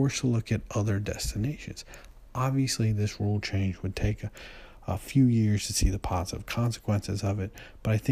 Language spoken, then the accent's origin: English; Chicago, Illinois, United States; here in my hometown of Chicago